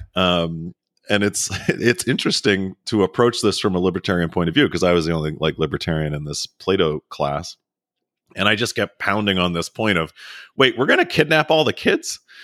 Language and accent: English; Maryland near Baltimore, United States; now in Texas, United States; I grew up in Maryland near Baltimore